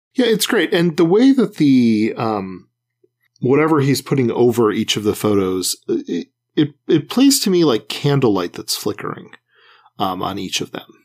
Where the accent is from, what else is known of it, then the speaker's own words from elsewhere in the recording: Midwest, United States; growing up in the Midwest and going to public schools